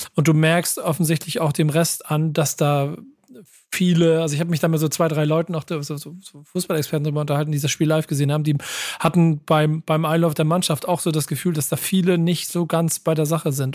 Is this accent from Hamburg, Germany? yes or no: yes; Hamburg, Germany; ich bin als Hamburger, ja, erkläre immer, Ham Pauli ist meine Stadt